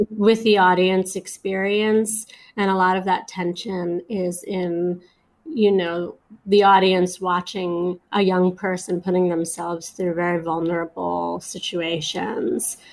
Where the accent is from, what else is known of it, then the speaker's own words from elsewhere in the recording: New York City, New York, United States; I grew up in Flatbush, which is sort of in the middle of Brooklyn